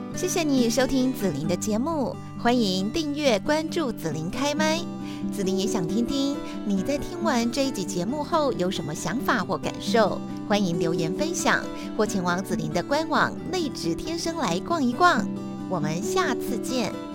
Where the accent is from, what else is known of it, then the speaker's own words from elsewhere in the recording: Taiwan; 我们就是台湾人